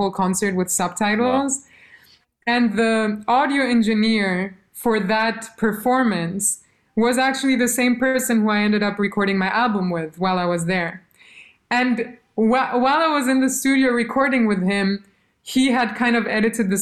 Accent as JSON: {"language": "English", "country": "Albania", "tie": "born or raised there", "first_language": "Albanian", "second_language": "English", "moved": "yes", "said": "Albanian is my first language. It's not my mother tongue. I speak German to my mom, but I went to school in Albania"}